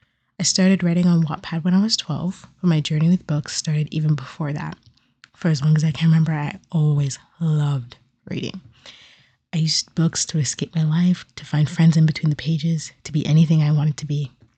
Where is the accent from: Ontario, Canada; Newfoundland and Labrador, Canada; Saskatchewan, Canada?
Ontario, Canada; Toronto; I'm Ghanaian on my parents' side and Canadian by birth, more specifically from Toronto. At the time of recording this, I'm 22 years old